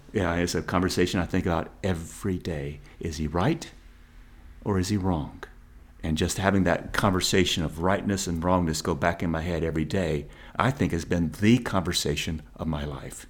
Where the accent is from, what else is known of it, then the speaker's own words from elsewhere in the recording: American South, United States; growing up in the American South